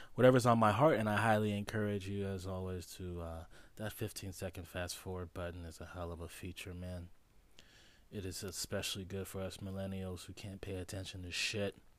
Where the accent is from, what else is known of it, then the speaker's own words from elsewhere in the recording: Los Angeles, California, United States; I was born in Los Angeles, California, Cedar Sinai's Hospital in fucking Beverly Hills.